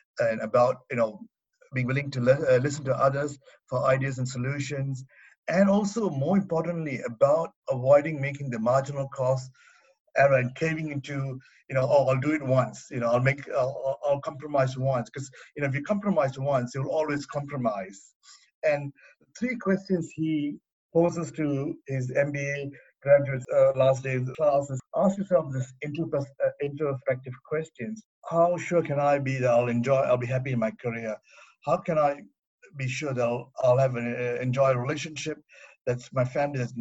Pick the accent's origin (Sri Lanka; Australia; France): Australia; moved away as an adult; also born or lived in Phnom Penh, Cambodia